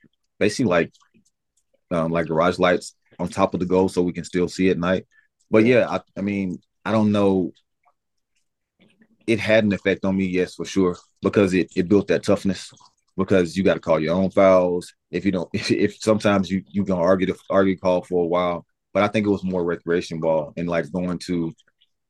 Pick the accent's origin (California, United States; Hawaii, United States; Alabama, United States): Alabama, United States; moved away as an adult; growing up in Alabama